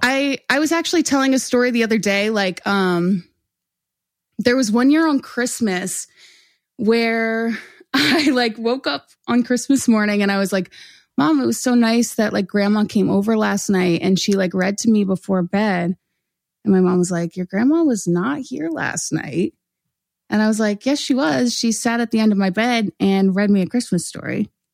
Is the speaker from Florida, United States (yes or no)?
no; Orland, Pennsylvania, United States; I grew up in Montgomery County, so I grew up in a town called Orland